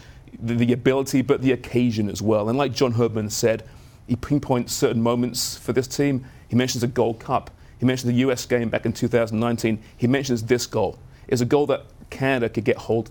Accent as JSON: {"language": "English", "region": "England", "country": "United Kingdom", "said": "I'm English"}